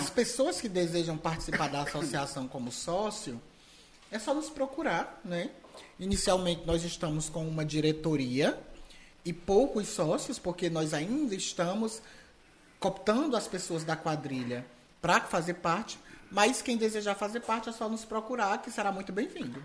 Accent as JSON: {"language": "Portuguese", "region": "Ceará", "country": "Brazil", "said": "um típico cearense nordestino"}